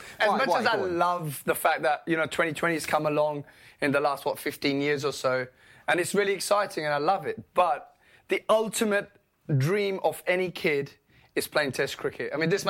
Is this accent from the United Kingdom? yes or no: yes; England, United Kingdom; also born or lived in Karachi, Pakistan; born and raised in Pakistan, I was up to the age of 8. I didn't come to England.